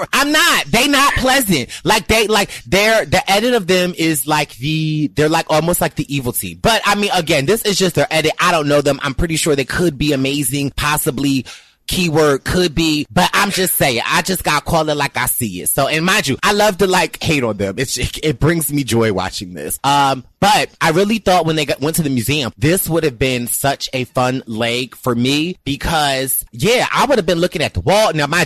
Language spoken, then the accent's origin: English; Philadelphia, Pennsylvania, United States; you know I'm from Philly.